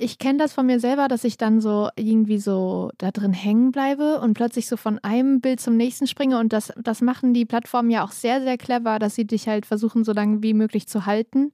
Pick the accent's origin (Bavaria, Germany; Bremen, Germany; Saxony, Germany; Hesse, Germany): Hesse, Germany; Kassel; now in Berlin, Germany; mein Lieblingsort in Kassel ist natürlich so das Haus, wo ich aufgewachsen bin